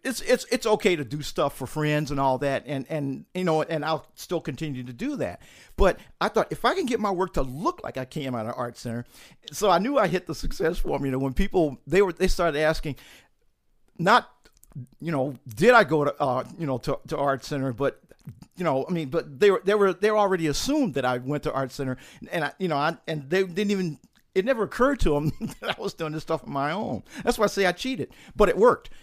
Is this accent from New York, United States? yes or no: no; St. Louis, Missouri, United States; moved away as an adult; also born or lived in Utah; I grew up in Saint Louis, Missouri